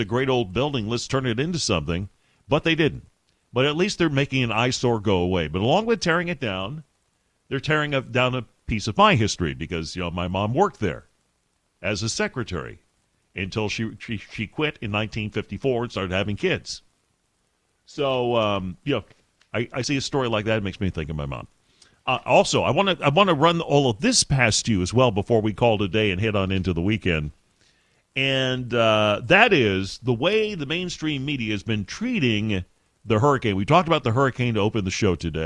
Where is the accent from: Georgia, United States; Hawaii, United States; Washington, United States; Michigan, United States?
Michigan, United States; moved away as an adult; now in Texas, United States; I'm from Michigan originally